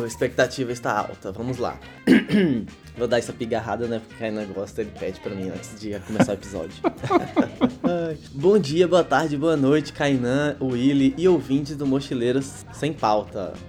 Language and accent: Portuguese; Bahia, Brazil; eu sou baiano